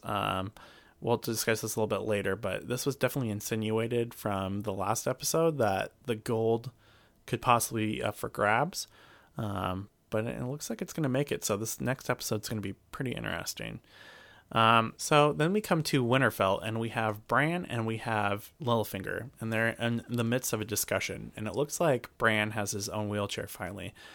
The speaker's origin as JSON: {"language": "English", "region": "Alaska", "country": "United States", "said": "I'm all from Alaska"}